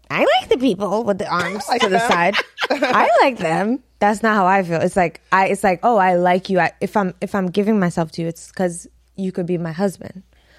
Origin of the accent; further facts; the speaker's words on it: Trinidad & Tobago; I'm Trinidadian.